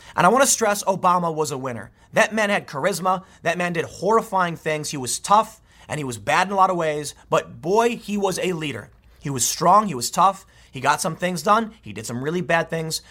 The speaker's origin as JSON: {"language": "English", "country": "United States", "said": "I'm an American"}